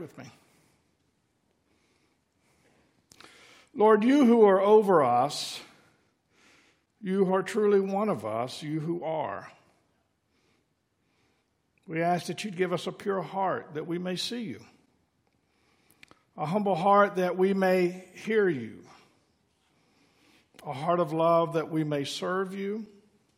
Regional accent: Mooresville, North Carolina, United States; I grew up in the Mooresville, Lake Norman area

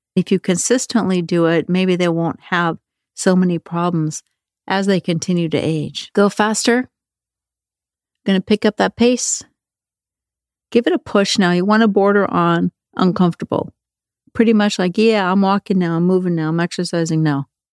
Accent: Norway; moved away; when I was a kid growing up in Norway

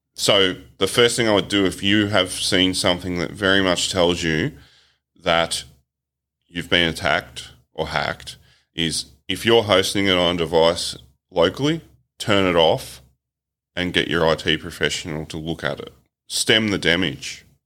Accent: Australia; as an Aussie

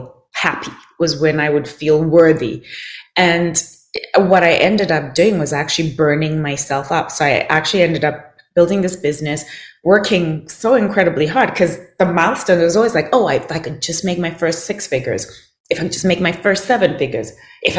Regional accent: Zimbabwe; I grew up in Zimbabwe

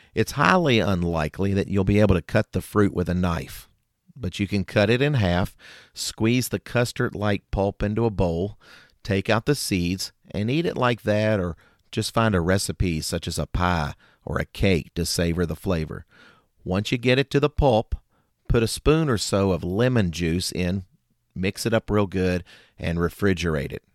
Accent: Kentucky, United States; in my home state, Kentucky

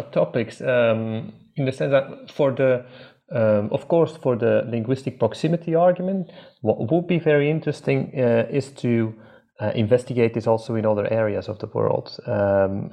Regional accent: Flanders, Belgium; first language Dutch; English is a second language; growing up in a multilingual country where you have to learn anyhow through your education four languages before reaching the end of secondary school. That is what you get when you live in Belgium.

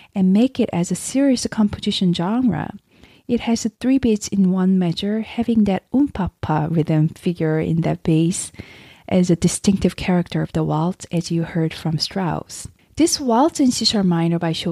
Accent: South Korea; now in United States; I'm originally from South Korea, but now I'm living in America. I visit Korea at least once a year to visit my family and just to be around the culture and the food that I grew up with.

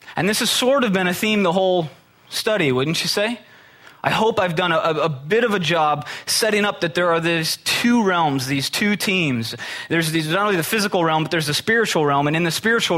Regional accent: Midwest, United States; I'm from the Midwest

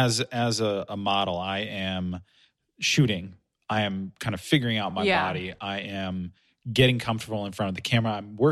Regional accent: Silicon Valley, California, United States; I'm from the Silicon Valley.

